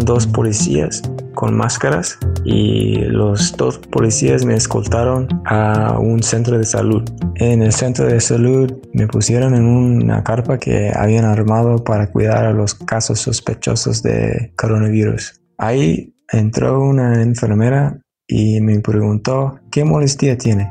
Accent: United States; also born or lived in Seattle, United States; yo soy de los Estados Unidos

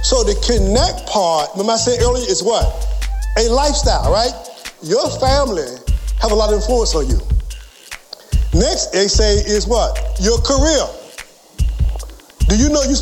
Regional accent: Franklin, Virginia, United States; I was born and raised in Franklin, Virginia.

